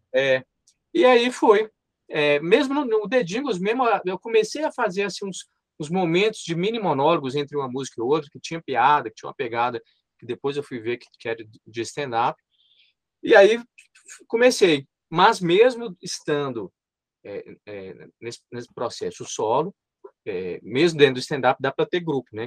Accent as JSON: {"language": "Portuguese", "town": "Montes Claros", "region": "Minas Gerais", "country": "Brazil", "tie": "born or raised there", "said": "Meu embigo está enterrado em Montes Claros"}